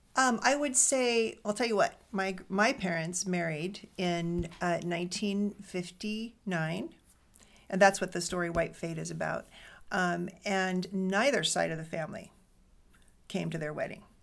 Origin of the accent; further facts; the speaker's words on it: Fresno, California, United States; now in Des Moines, United States; my mom was a Korean American woman who was born in the Bay Area and then um, raised um, us in Fresno